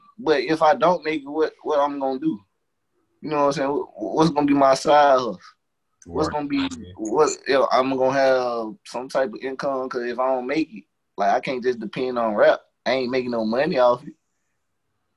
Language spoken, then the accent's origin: English; Henderson, North Carolina, United States; I ain't trying to stay in my hometown